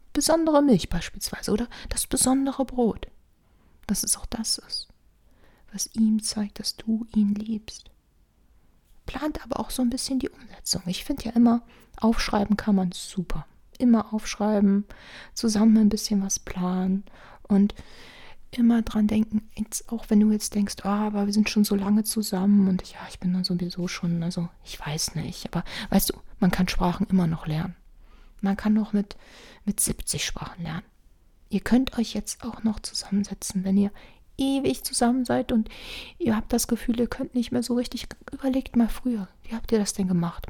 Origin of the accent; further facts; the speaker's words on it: Rhineland, Germany; ich bin ja Rheinländer